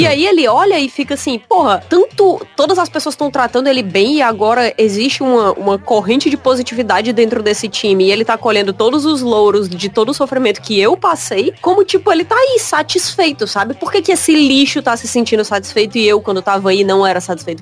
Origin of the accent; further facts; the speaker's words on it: Brazil; sou brasileiro